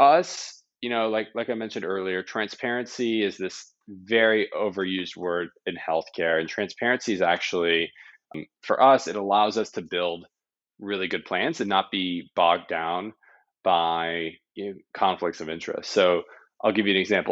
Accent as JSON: {"language": "English", "country": "Canada", "said": "I'm Canadian"}